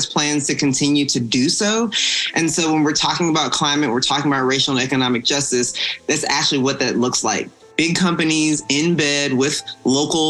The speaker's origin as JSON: {"language": "English", "town": "Atlanta", "region": "Georgia", "country": "United States", "said": "I'm from Atlanta, Georgia"}